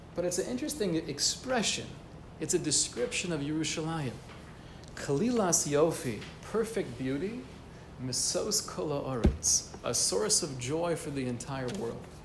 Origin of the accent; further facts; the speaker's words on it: United States; growing up in America